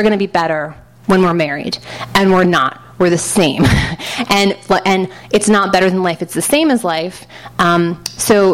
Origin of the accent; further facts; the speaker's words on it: New York City, New York, United States; I grew up in Manhattan with like these liberal bohemian maniac parents.